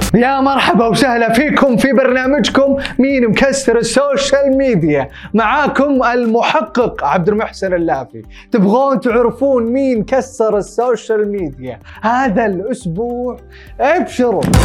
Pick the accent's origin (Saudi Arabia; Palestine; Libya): Saudi Arabia; عندنا بالسعوديه